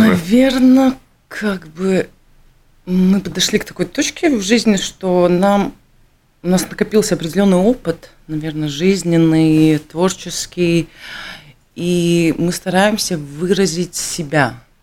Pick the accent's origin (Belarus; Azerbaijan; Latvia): Latvia; Russian is a second language; я, э, украинская латышка